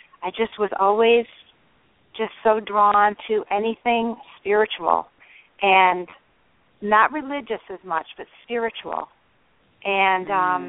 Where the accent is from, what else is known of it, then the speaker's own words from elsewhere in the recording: Michigan, United States; I grew up in Michigan in the Midwest